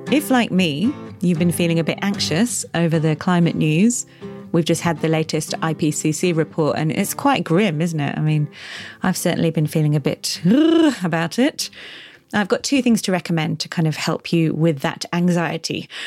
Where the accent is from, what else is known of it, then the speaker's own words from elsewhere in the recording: Kenya; now in London, United Kingdom; I'm a Kenyan designer and I'm currently based in London.